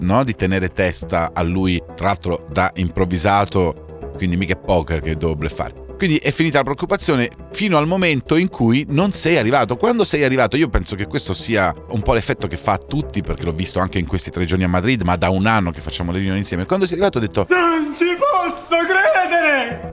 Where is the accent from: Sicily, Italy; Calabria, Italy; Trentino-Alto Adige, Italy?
Calabria, Italy; in quanto calabrese